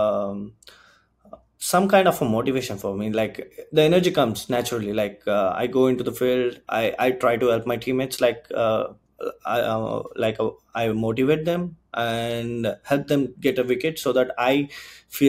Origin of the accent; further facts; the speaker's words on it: Bangalore, Karnataka, India; now in Canada; I'm from Karnataka, right? So Bangalore